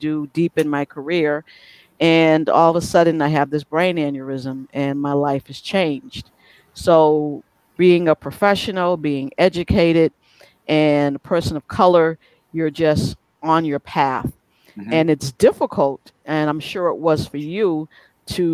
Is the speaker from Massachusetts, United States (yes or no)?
yes; Boston, Massachusetts, United States; now in Connecticut, United States; I still say I am from Boston, and I love Connecticut, but I am from Boston.